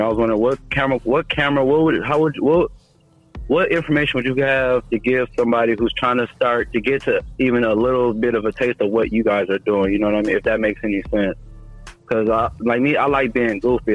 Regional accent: Michigan, United States; I'm not from Ohio, I'm from Michigan

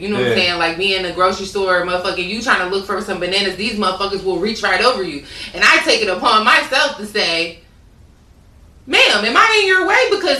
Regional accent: Virginia, United States; I was raised in Virginia where it's really military. So everything is very mixed.

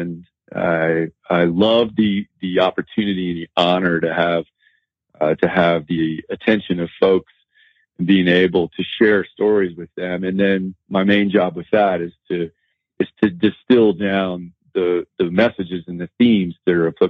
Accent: United States; moved away; also born or lived in Colorado; I grew up in the Blue Ridge Mountains of North Carolina and Virginia

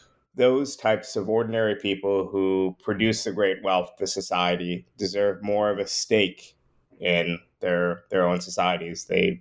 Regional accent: New York, United States; Yeah, well, I grew up in the New York area. My parents actually immigrated from Trinidad a year or so before I was born.

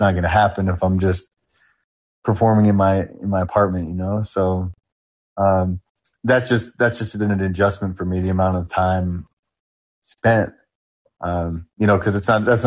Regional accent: New York, United States; I'm from New York

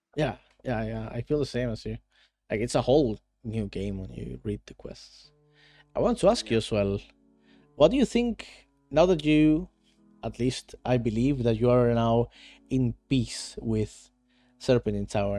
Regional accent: Venezuela; now in Netherlands; I live in Netherlands right now, although I am from Venezuela

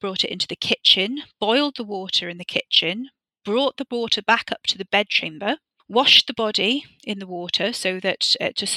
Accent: Wales, United Kingdom; I grew up in Wales and there are so many castles here locally

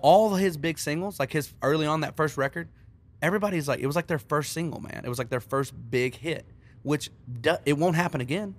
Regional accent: Texas, United States; moved away as an adult; now in Nashville, United States; growing up in Texas

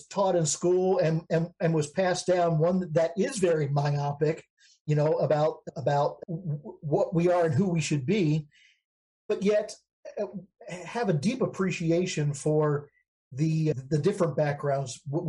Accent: Baltimore, Maryland, United States; now in Texas, United States; I'm also a foreigner to Texas. I grew up in Maryland, in Baltimore, you know, and made my way here over the course of several years.

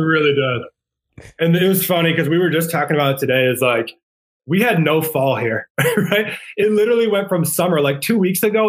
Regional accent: Rhode Island, United States; now in San Antonio, United States; I grew up in Rhode Island

